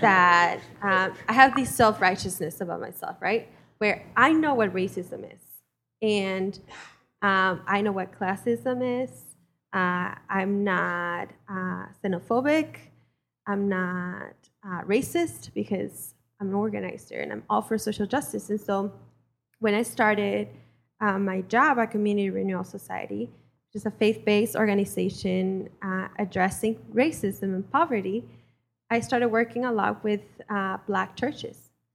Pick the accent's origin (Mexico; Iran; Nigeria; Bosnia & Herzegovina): Mexico; now in United States; I was born and raised in Mexico